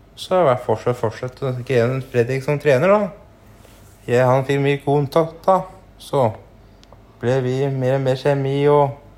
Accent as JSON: {"language": "Norwegian", "town": "Gjøvik", "region": "Innlandet", "country": "Norway", "tie": "born or raised there", "also_born_or_lived": "Hunndalen", "lives_now": "Raufoss, Norway", "said": "Jeg er oppvokst nede ved Mustadroa, da. Nede ved Mustaden der. Ja. Og så jeg bodde, gikk på barneskolen på Gjøvik, og så etter hvert flytta vi til Hunndalen"}